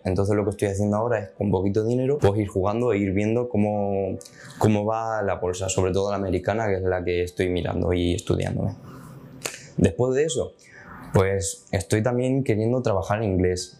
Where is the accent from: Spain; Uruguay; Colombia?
Spain; soy de Portellano